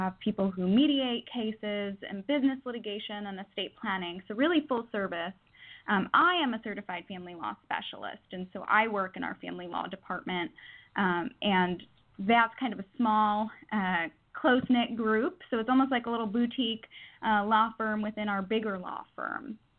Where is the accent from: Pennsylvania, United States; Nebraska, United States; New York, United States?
New York, United States; moved away as an adult; now in California, United States; Well, I moved to California from New York for law school in San Diego, so I'm direct and efficient.